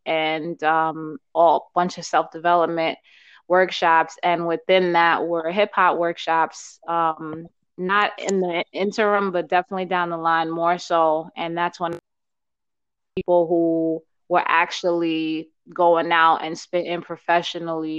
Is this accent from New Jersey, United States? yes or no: no; New York, United States; also born or lived in Uganda / Bronx / Brooklyn / Queens; I was born in Uganda. I was raised in New York, primarily in Harlem. Came here when I was 2 years old